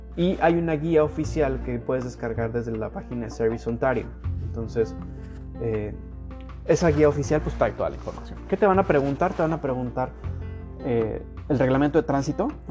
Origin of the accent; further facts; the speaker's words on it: Mexico; first language Spanish; now in Canada; yo, como mexicano